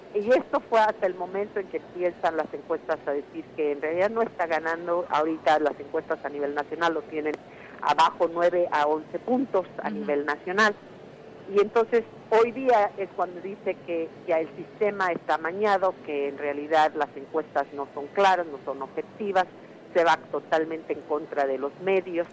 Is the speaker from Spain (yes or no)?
no; Mexico; now in United States; porque soy inmigrante, porque soy mexicana